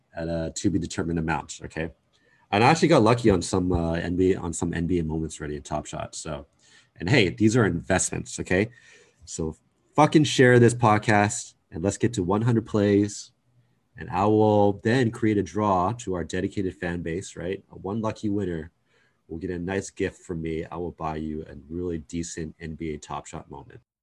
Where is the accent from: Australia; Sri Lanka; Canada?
Canada; we're both Canadian